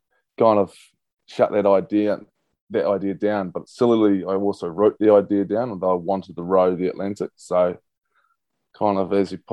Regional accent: Christchurch, Canterbury, New Zealand; born and bred in Christchurch

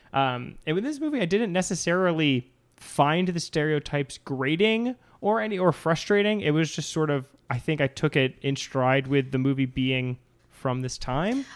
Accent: Cape Cod, Massachusetts, United States; I'm from Massachusetts, Cape Cod

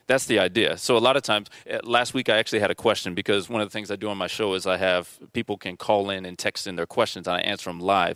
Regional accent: Mission Viejo, California, United States; we were raised in South Orange County in, in Mission Viejo

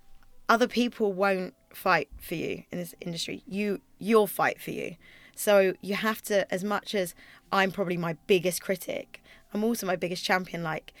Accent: Twickenham, London, United Kingdom; Twickenham. So like Richmond Theatre, we'd go to things, Woking, places like that.

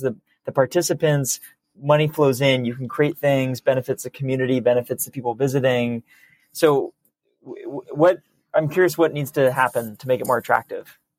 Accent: San Francisco, California, United States; my hometown

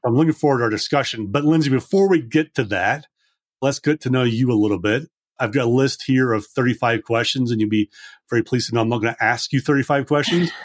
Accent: Scotland, United Kingdom; I grew up in Scotland

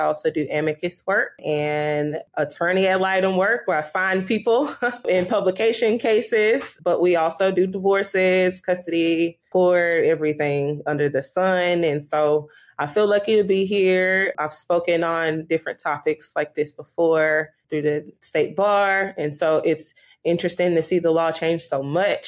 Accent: Houston, Texas, United States; I grew up here in Houston. I'm a native Houstonian

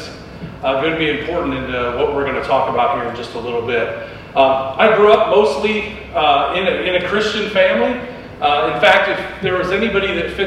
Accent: Midwest, United States; moved away; also born or lived in New Hampshire; I grew up in the Midwest. And in the Midwest, we had this cultural belief

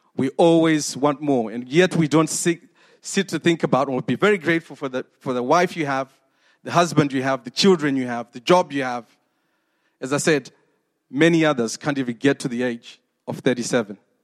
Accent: Zimbabwe; moved away; 46 years ago when I was born in Zimbabwe

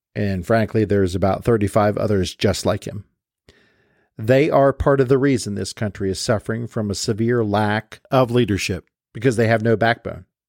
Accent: United States; Our post COVID American world looks nothing like the country I grew up in, the country of the 1980s

